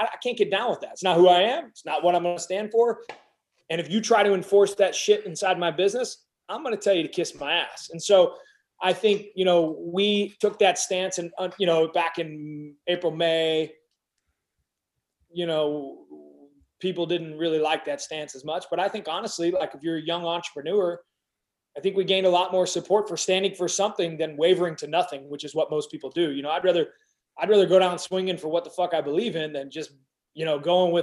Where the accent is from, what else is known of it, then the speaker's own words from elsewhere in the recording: United States; I'm an American